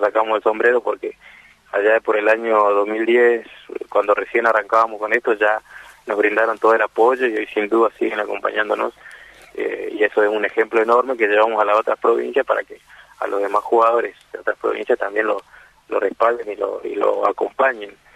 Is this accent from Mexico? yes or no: no; Corrientes, Argentina; somos acá de Corrientes